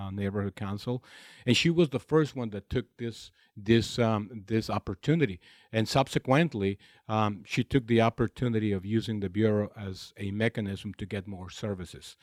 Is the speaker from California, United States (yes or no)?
yes; Imperial Valley, Southern California, United States; moved away as an adult; now in Los Angeles, United States; I grew up in a very small community of the Imperial Valley in Southern California, where the main activity is agriculture